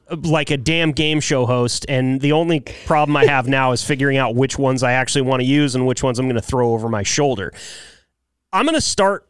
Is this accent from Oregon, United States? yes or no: yes; Joseph, Oregon, United States; my hometown or my home county, Wallowa County in northeastern Oregon. It's a little tiny town called Joseph, 1,300 people.